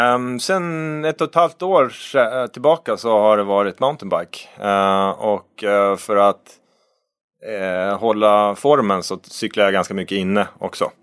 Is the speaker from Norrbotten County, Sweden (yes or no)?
yes; Norrbotten County, Sweden; moved away; Jag är ju uppvuxen i Norrbotten